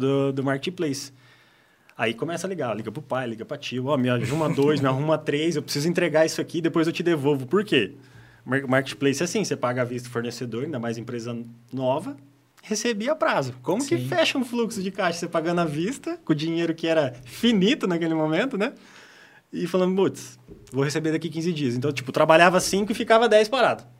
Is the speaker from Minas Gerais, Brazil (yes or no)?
no; Apucarana, Paraná, Brazil; also born or lived in Altônia, Paraná; nasci em Altônia, quase divisa ali com o Paraguai. É no estado do Paraná. Uhum. Mas vim para cá, minha família veio toda para cá em 94. Então eu tinha praticamente dois anos, né? Então, de uhum. criação considerado... Uhum apucaranense